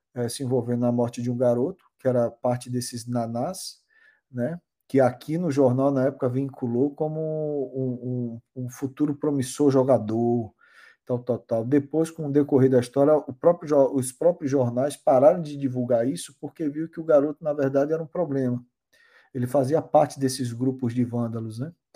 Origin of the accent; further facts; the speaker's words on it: Bahia, Brazil; accent: Baiano; moved away as an adult; now in Limerick, Ireland; eu vi o sotaque baiano. Eu, porra, a é minha raiz, né, porra? Onde eu cresci